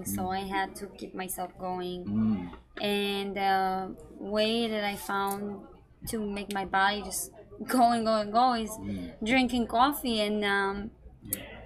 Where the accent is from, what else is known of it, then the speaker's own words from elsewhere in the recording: Israel; moved away as an adult; I was born and raised in Israel